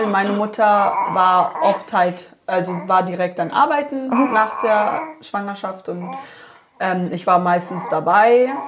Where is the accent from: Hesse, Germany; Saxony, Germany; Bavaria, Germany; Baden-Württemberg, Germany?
Bavaria, Germany; Munich; vielleicht liegt es auch an der Gegend, wo ich wohne, weil mhm. wo ich aufgewachsen bin, in Mosach